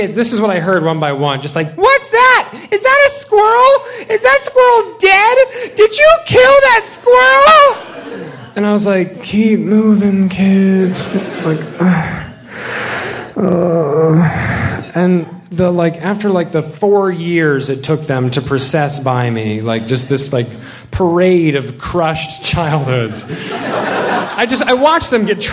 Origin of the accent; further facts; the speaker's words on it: the South, United States; moved away as an adult; also born or lived in Illinois; I'm from the South